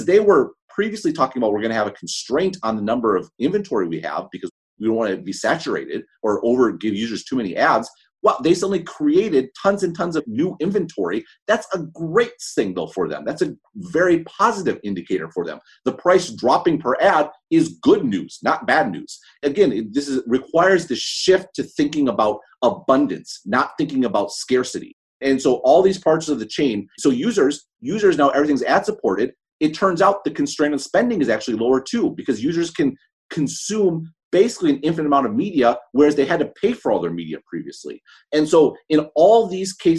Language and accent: English; Madison, Wisconsin, United States; I'm from Madison, Wisconsin